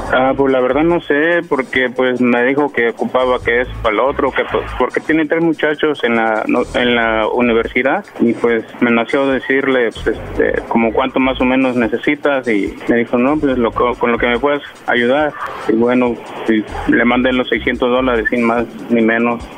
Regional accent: Guerrero, Mexico; moved away; yo soy del estado de Guerrero

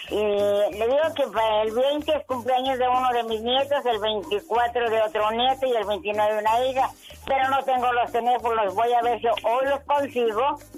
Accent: Tanco, Guanajuato, Mexico; soy del, estado de Guanajuato, mi nombre, mi rancho se llama Tanco. Ah. un saludo a todos los de Tanco, Guanajuato

